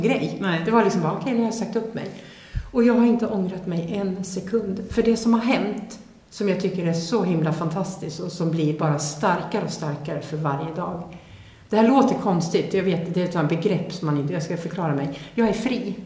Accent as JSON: {"language": "Swedish", "country": "Sweden", "said": "jag är född svensk, jag kan språket"}